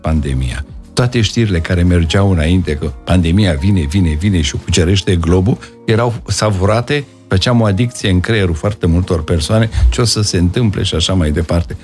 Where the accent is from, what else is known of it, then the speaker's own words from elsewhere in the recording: Brașov, Brașov County, Romania; also born or lived in Vaslui; am ajuns până la urmă în Brașov și toată educația mea, ca și a, um, școală primară, ca după aceea liceul, în liceul Andrei Șaguna, am făcut în Brașov.